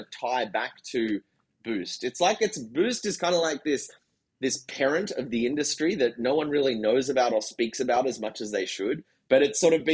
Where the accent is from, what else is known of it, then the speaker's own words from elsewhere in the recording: Sydney, New South Wales, Australia; moved away as an adult; also born or lived in San Francisco; I'm from Sydney, Australia.